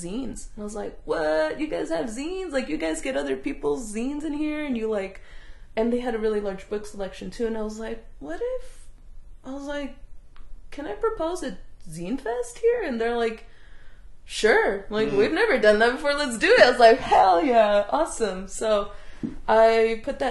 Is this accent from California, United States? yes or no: yes; Southern California, United States; moved away; I grew up in Southern California